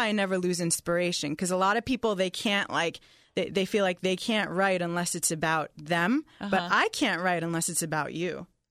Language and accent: English; New York, United States; All he knew about me was … I'm a songwriter and I'm originally from New York.